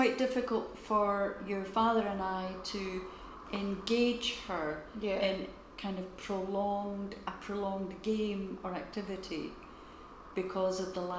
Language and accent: English; Scotland, United Kingdom; no I'm Scottish.